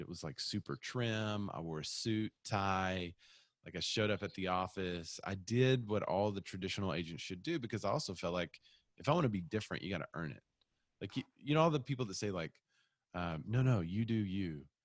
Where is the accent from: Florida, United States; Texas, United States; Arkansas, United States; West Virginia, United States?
Arkansas, United States; Bryant; also born or lived in Little Rock, Arkansas; I'm from Bryant, which is just south of here